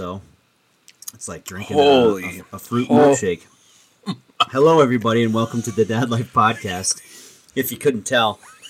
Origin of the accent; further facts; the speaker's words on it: Buffalo, New York, United States; moved away; This is out of my hometown, Buffalo, New York.